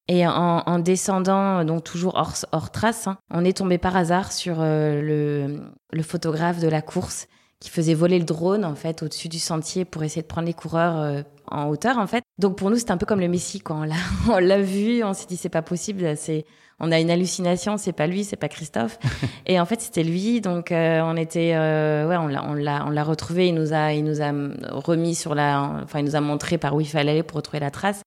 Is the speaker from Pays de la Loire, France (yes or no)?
yes; Le Mans, Pays de la Loire, France; also born or lived in Toulouse / Angers / Uzès; now in La Réunion, France; Je suis originaire du Mans, puisque je suis née là-bas